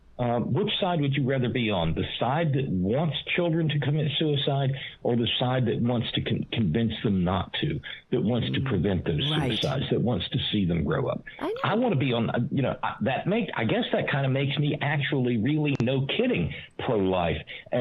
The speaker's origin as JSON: {"language": "English", "region": "Alabama", "country": "United States", "tie": "born or raised there", "said": "where I was growing up in Alabama"}